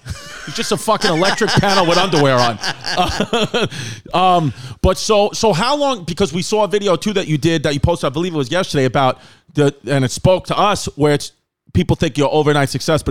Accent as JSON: {"language": "English", "town": "New York City", "region": "New York", "country": "United States", "tie": "born or raised there", "also_born_or_lived": "Brooklyn / Queens / Staten Island", "said": "being from New York, I'm, you know, originally exactly born and raised in New York."}